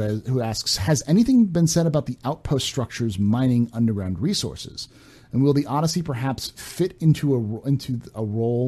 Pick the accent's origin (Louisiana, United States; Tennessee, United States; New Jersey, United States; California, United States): California, United States; I grew up in California